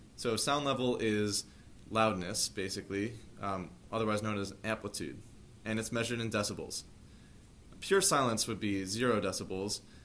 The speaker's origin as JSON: {"language": "English", "town": "Dix Hills", "region": "New York", "country": "United States", "said": "I'm from Dix Hills, New York"}